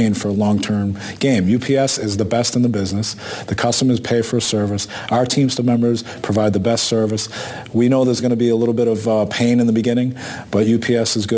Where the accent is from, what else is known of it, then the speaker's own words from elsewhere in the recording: Boston, Massachusetts, United States; our neighborhoods that we grew up in Boston